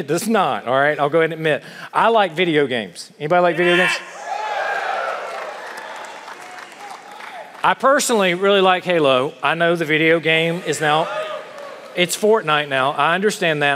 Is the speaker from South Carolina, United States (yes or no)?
yes; South Carolina, United States; accent: Southern; now in Ohio, United States; I grew up in South Carolina